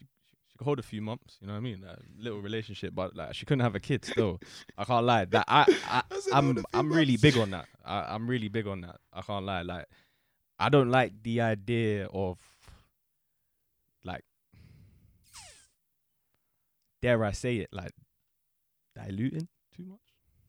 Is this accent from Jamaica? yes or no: no; England, United Kingdom; Because I'm from England. I'm British. Like, I guess if all you've got to offer me is the culture that I grew up in, then like, what do I have to learn?